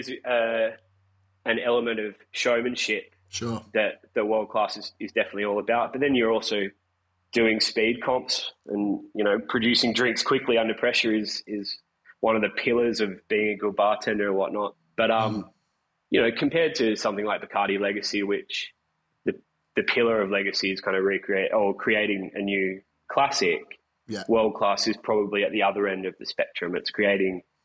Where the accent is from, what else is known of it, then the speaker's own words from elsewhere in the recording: Bathurst, New South Wales, Australia; now in Sydney, Australia; my hometown of Bathurst.